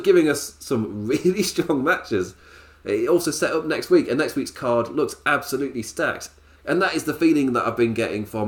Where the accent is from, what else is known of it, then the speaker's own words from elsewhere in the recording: England, United Kingdom; I'm English